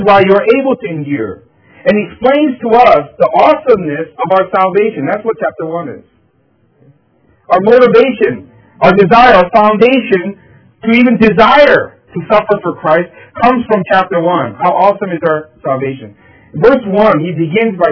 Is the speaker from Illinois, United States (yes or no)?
no; Philadelphia, Pennsylvania, United States; back in elementary school, I was growing up in Philadelphia